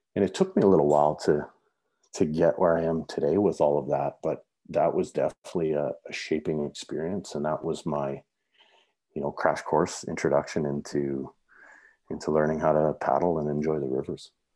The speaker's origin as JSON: {"language": "English", "town": "Saskatoon", "region": "Saskatchewan", "country": "Canada", "tie": "born or raised there", "moved": "as an adult", "lives_now": "Canmore, Canada", "said": "growing up in the prairies, I grew up in Saskatoon"}